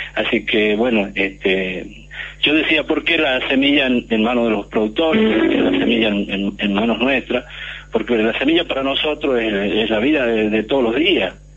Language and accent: Spanish; Catamarca, Argentina; yo vivo, vengo de Catamarca, vivo en el campo